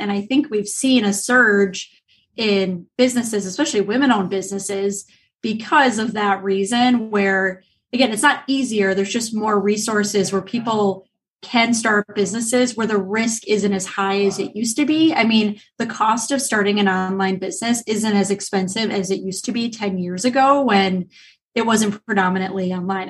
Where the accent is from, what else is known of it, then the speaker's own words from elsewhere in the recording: Illinois, United States; moved away; I'm actually from Illinois originally